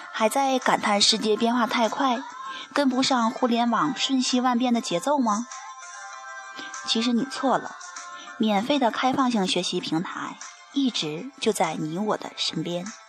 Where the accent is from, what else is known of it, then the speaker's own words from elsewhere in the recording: Genhe, Inner Mongolia, China; 作为根核本地土生土长的学子